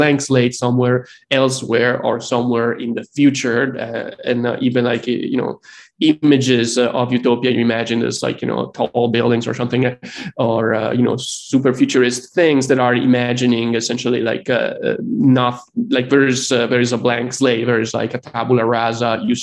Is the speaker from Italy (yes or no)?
yes; Italy; moved away as an adult; now in United States; I grew up in Italy, and I just moved to the United States like 15 years ago